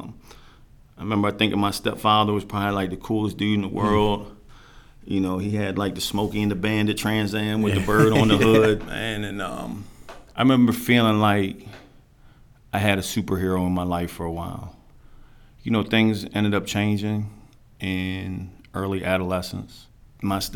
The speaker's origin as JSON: {"language": "English", "town": "Silver Spring", "region": "Maryland", "country": "United States", "tie": "born or raised there", "said": "I was born Silver Spring, Maryland, Holy Cross Hospital."}